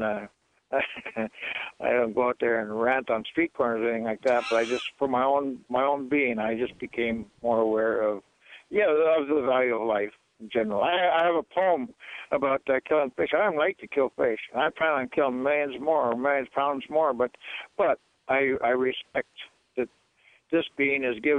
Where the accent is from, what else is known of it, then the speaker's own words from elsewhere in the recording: Aleutian Islands, Alaska, United States; I grew up in the Aleutians where we hunted to live.